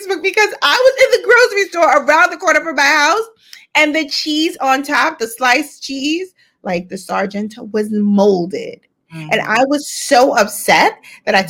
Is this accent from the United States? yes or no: yes; New York City, New York, United States; I'm from Harlem. I grew up in Harlem